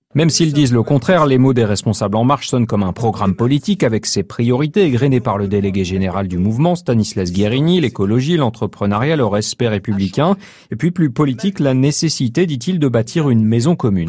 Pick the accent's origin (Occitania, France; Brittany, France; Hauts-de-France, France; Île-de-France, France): Hauts-de-France, France; Picardy; chez nous en Picardie